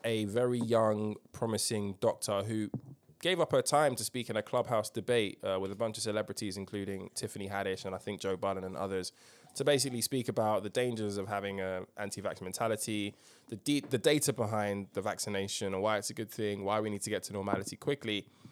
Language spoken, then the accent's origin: English; United Kingdom; as a Brit